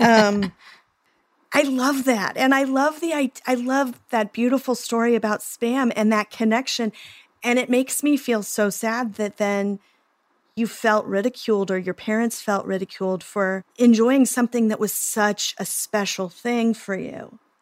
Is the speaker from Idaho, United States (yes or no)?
no; Oklahoma, United States; I'm from Oklahoma